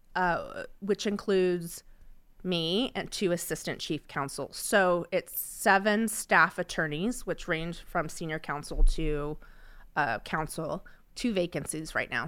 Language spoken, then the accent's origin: English; Sacramento, California, United States; was born and raised in Sacramento